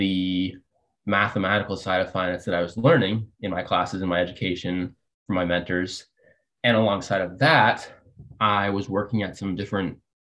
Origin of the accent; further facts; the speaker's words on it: Fairfield County, Connecticut, United States; also born or lived in Massachusetts (outside Boston); I was the kid growing up in Massachusetts outside of Boston and then in Fairfield County, Connecticut